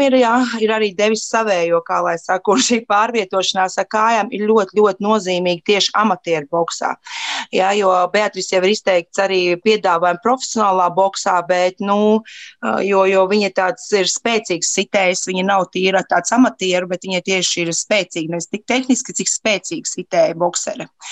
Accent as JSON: {"language": "Latvian", "country": "Latvia", "said": "mēs no Latvijas esam ļoti maza valsts"}